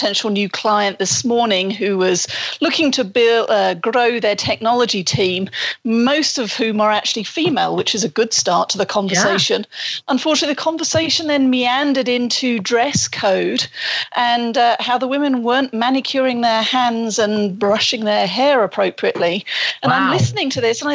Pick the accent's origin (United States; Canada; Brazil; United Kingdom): United Kingdom